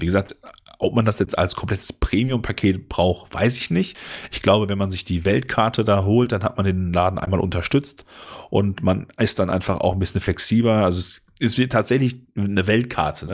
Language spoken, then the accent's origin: German; Ruhr area, North Rhine-Westphalia, Germany; bei uns im Ruhrgebiet